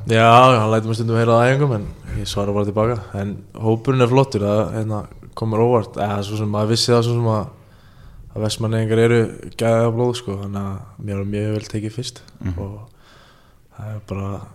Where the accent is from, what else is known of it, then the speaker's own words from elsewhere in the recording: Iceland; ég er frá Ólasík